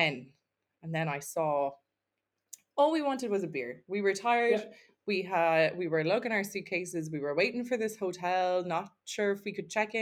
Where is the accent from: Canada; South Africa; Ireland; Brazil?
Ireland; we're Irish